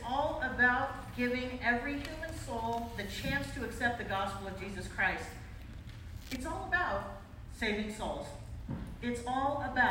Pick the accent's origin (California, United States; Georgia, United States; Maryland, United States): California, United States; San Diego; moved away; I grew up in San Diego